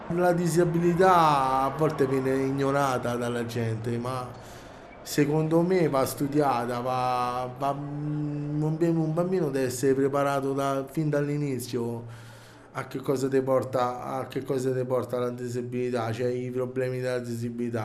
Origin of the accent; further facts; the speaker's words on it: Rome, Lazio, Italy; vengo da Roma